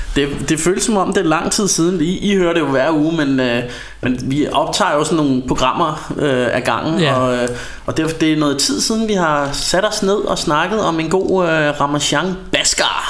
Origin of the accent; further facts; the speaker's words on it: Ringsted, Zealand, Denmark; vi kommer jo fra Ringsted